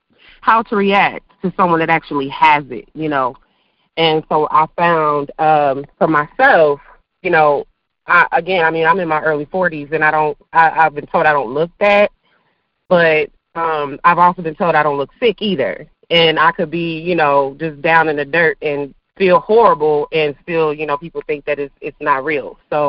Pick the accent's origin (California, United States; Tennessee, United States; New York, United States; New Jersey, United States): New York, United States; Buffalo; also born or lived in Arizona / Georgia; now in Huntsville, United States; I'm originally from New York, Buffalo, New York. Hey, live here in Huntsville, in Arizona, Georgia.